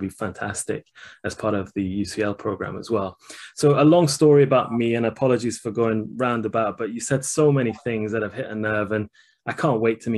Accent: Shiraz, Fars, Iran; moved away; the same hospital that I was born in Iran

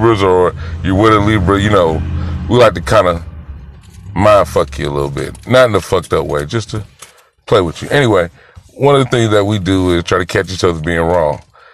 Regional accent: Greenville, South Carolina, United States; I'm from Greenville, South Carolina.

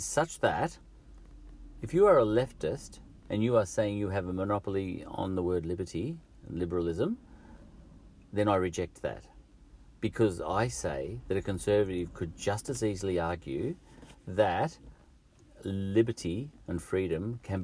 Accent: Australia; I'm the Australian

